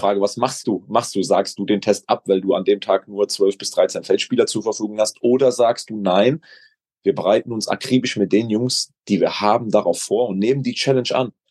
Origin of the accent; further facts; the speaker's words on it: Gückingen, Rhineland-Palatinate, Germany; mein Heimatdorf Gückingen